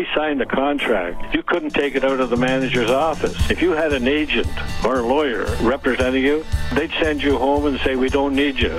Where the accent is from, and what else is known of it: Canada